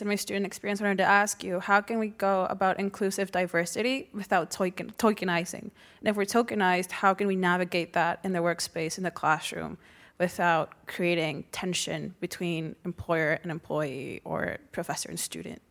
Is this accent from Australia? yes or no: no; Mexico; moved away as an adult; now in New York, United States; I was born and raised in Mexico until I moved to New York for college for university.